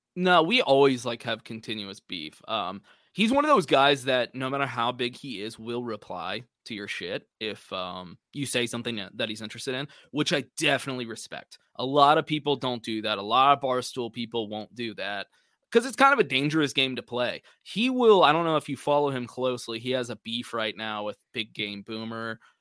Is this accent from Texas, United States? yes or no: yes; Austin, Texas, United States; I grew up around Austin, Texas my whole life